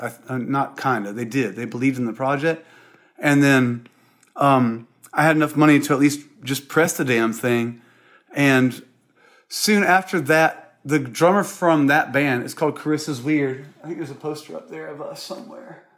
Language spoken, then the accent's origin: English; Columbia, South Carolina, United States; born or raised there; moved away; also born or lived in Charleston, South Carolina / Seattle